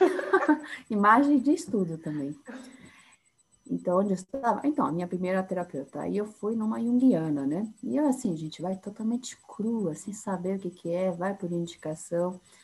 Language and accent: Portuguese; São Paulo, Brazil; accent: paulistana; sou de São Paulo, sou psicóloga